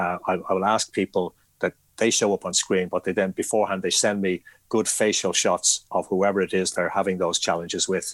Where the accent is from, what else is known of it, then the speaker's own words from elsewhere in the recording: Ireland; I am Irish